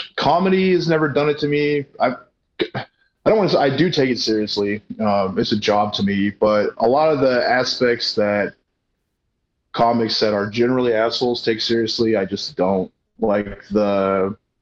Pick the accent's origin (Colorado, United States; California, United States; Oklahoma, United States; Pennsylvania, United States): Colorado, United States; moved away; also born or lived in Arkansas; I grew up in Colorado